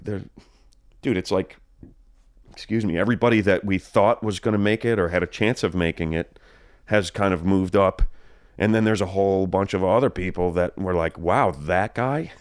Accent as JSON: {"language": "English", "region": "New Jersey", "country": "United States", "tie": "born or raised there", "moved": "yes", "lives_now": "California, United States", "said": "I grew up in Jersey."}